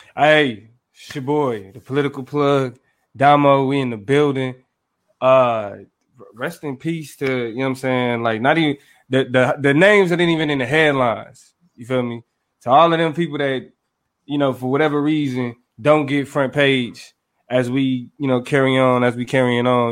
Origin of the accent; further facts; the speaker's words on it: Kansas City, United States; growing up in Kansas City